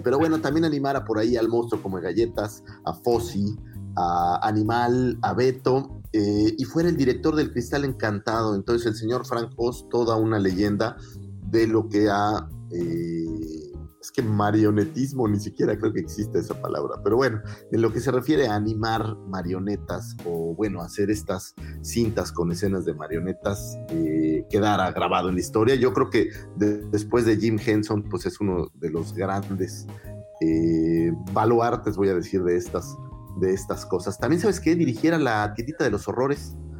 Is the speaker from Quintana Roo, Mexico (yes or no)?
yes; Cancún, Quintana Roo, Mexico; moved away; soy de Cancún